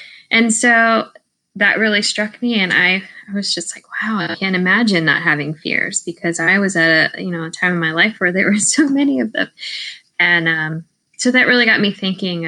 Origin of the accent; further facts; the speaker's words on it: Maryland, United States; moved away; also born or lived in Georgia; I grew up in Maryland.